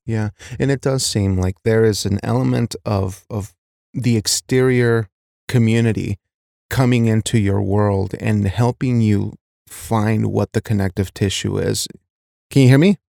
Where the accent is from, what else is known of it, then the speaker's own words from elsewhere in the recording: Wyoming, United States; I was raised in a small Wyoming town